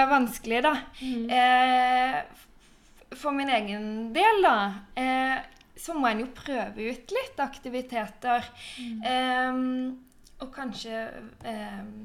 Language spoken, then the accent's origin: Norwegian; Sørlandet, Norway; moved away; Jeg er også fra Sørlandet, men bor nå langt ute i skogen